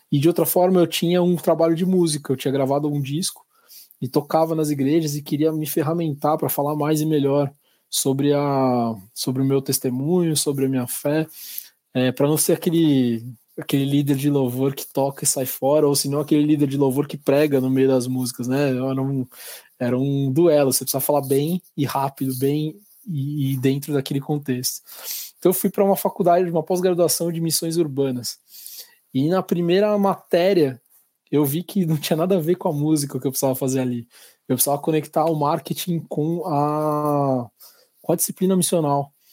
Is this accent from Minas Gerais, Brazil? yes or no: no; São Paulo, Brazil; que a gente, como paulista, brasileiro, precisam ter.